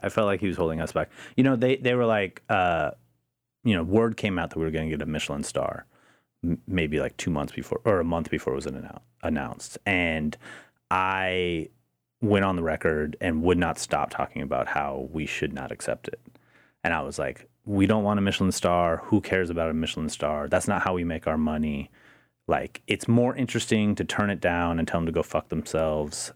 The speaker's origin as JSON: {"language": "English", "town": "Portland", "region": "Oregon", "country": "United States", "said": "I'm from Portland"}